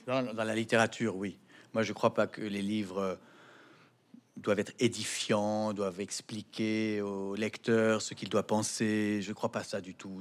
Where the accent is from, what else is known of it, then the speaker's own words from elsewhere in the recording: France; Je suis français. Je vis dans un pays qui est fier de sa liberté d'expression.